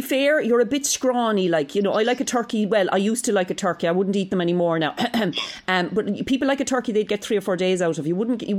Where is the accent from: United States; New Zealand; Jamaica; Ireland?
Ireland; Cork, Munster; accent: Cork